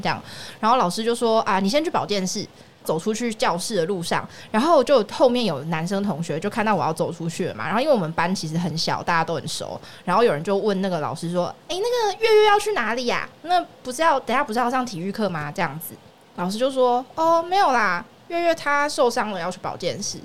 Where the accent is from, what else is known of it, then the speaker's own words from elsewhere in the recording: Yunlin County, Taiwan; now in Taipei, Taiwan; 你知道云林乡下没有这种事情